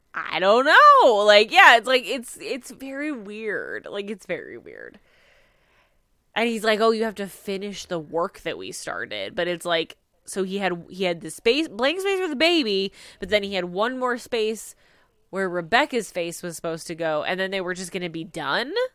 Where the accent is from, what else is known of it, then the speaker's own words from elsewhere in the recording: Midwest, United States; growing up in the Midwest, like, the Packers are a big deal where I come from